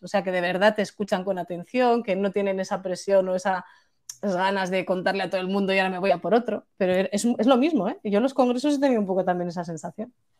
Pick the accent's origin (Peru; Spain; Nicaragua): Spain; cuando somos españoles o incluso mediterráneos